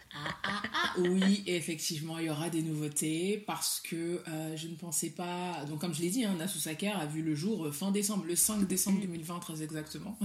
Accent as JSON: {"language": "French", "country": "Mali", "first_language": "Soninke", "second_language": "French", "said": "je suis du Mali"}